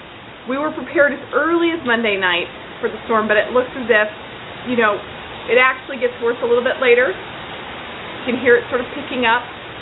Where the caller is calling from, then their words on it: Baton Rouge, Louisiana, United States; I'm checking in from Baton Rouge on Wednesday afternoon